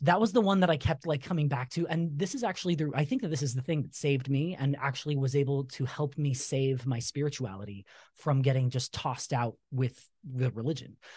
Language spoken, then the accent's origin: English; Utah, United States; also born or lived in Southern California; when we moved here to Utah, so we're originally from Southern California. When we moved to Utah, uh, when you move into a new ward, you know, everybody gives out, stands up and gives a talk